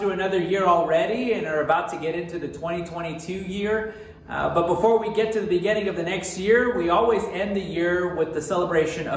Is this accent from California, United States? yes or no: no; Texas, United States; moved away; also born or lived in Montana; I'm originally from the South. And in Texas, we really didn't have winter